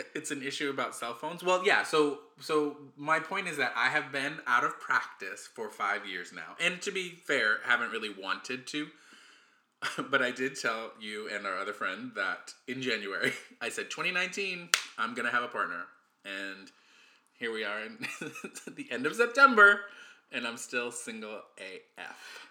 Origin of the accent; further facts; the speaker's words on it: United States; I'm the American